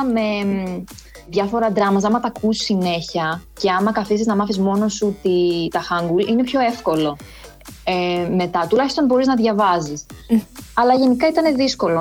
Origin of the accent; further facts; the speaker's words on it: Athens, Attica, Greece; moved away as an adult; now in Seoul, South Korea; γεννήθηκα και μεγάλωσα στην Αθήνα